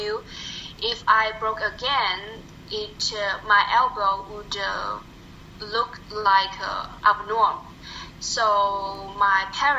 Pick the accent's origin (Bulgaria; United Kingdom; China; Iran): China; English is a second language; moved away as an adult; also born or lived in Beijing; now in United States; I come from China